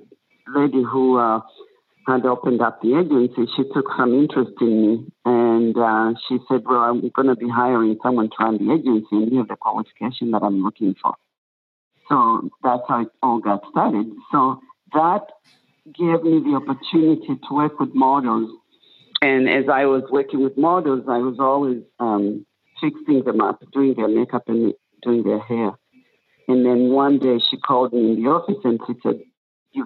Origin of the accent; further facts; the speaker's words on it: Tanzania; moved away as an adult; also born or lived in Nebraska, United States; now in San Francisco, United States; I was born in Tanzania, but I moved here in the mid-70s, and then I went to college in Nebraska.